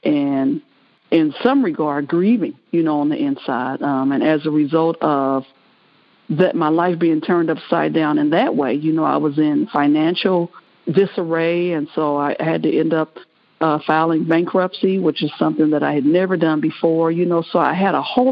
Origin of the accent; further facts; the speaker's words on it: Kansas City, Missouri, United States; I'm from Kansas City, Missouri